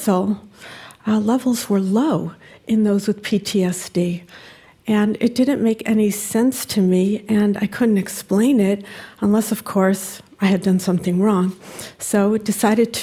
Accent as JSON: {"language": "English", "town": "Cleveland", "region": "Ohio", "country": "United States", "tie": "born or raised there", "said": "I grew up in the Jewish community of Cleveland, Ohio"}